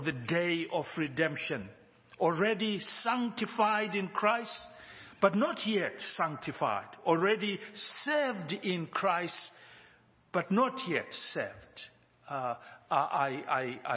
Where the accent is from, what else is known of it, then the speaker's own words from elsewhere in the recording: Zimbabwe; now in Johannesburg, South Africa; We live in Johannesburg, South Africa, but we are from Zimbabwe